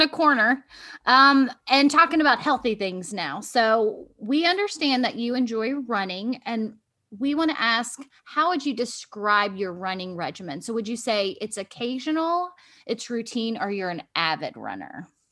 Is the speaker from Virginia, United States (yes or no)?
yes; Virginia Beach, Virginia, United States; I'm from Virginia Beach